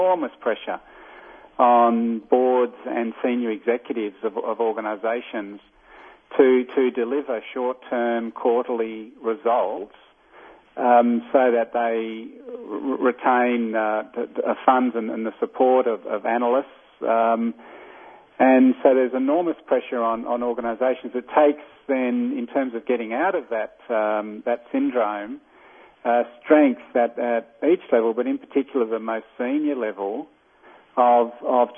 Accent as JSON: {"language": "English", "country": "Australia", "accent": "Australian", "said": "from my accent I'm not American. I'm Australian"}